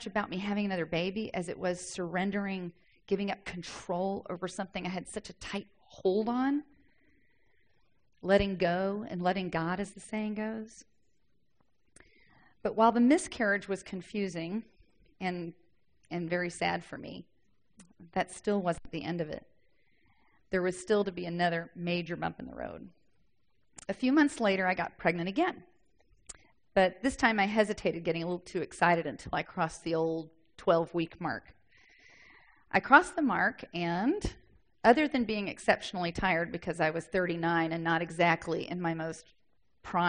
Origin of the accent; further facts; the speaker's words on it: the South, United States; I'm from the South. We talk like that sometimes.